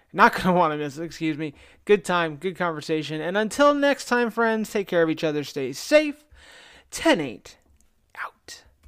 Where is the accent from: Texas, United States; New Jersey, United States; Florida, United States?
New Jersey, United States; my hometown in New Jersey